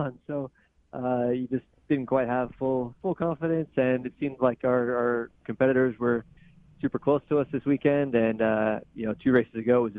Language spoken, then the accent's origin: English; Sonoma area, Northern California, United States; moved away as an adult; now in East Coast, United States; I'm a NorCal guy. I grew up in Sonoma area